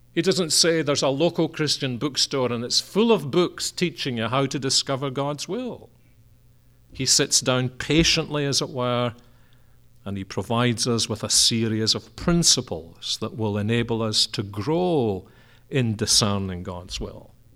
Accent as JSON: {"language": "English", "region": "Scotland", "country": "United Kingdom", "said": "we're a Scottish family"}